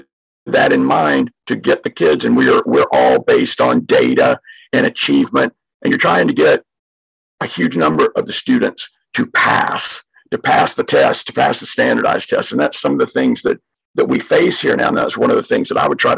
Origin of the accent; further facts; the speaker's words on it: outside of Savannah, Georgia, United States; moved away as an adult; now in Gwinnett County, Georgia, United States; In my hometown, outside of Savannah